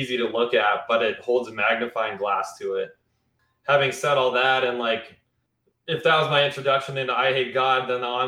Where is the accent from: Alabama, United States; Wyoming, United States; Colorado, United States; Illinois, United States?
Wyoming, United States; rural; I grew up seeing Confederate flags all over the place and shit like that. And you know, this is in rural Wyoming